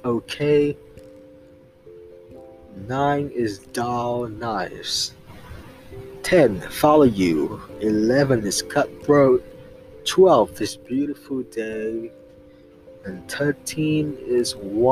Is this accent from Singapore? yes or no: yes; Singapore; I'm actually from Singapore